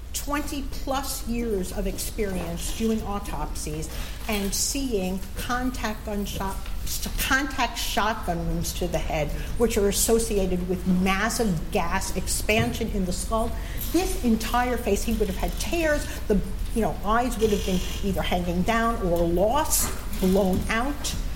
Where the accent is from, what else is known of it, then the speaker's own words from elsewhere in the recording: Walterboro, South Carolina, United States; I'm from Walterboro